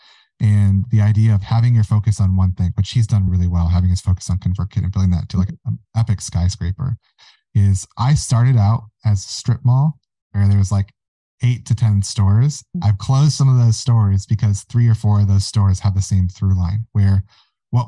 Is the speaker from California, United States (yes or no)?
no; Mount Haley Township, Michigan, United States; I have a holdings company called Mount Haley, and that is the township that I grew up in Michigan